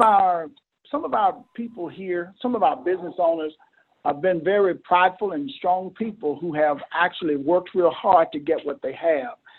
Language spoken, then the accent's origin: English; Mississippi, United States; moved away as an adult; now in Camden, United States; I was born and bred in Mississippi.